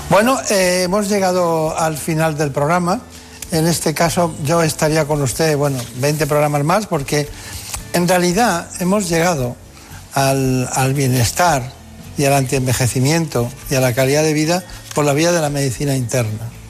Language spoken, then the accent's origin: Spanish; Castilla-La Mancha, Spain; also born or lived in Requena, Valencia; Provincia de Valencia, luego he crecido en Castilla-La Mancha, pero vamos, nací en Requena.